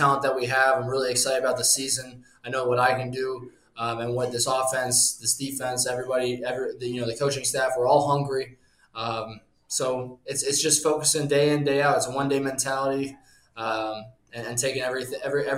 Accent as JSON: {"language": "English", "town": "Cincinnati", "region": "Ohio", "country": "United States", "tie": "born or raised there", "also_born_or_lived": "Illinois", "said": "I was born actually in Berenson, Illinois, right outside of Chicago. A lot of my family's from Chicago, the Illinois area. And then we moved to Cincinnati when I was young"}